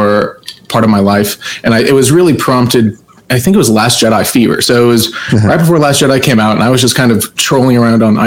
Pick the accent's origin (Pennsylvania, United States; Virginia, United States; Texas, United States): Texas, United States; Plano; I grew up in Plano, Texas